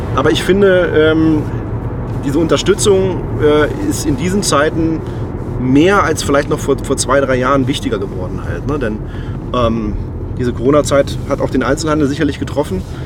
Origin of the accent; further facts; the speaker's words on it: Braunschweig, Lower Saxony, Germany; Ich bin in Braunschweig geboren und ich lebe auch gerne äh, hier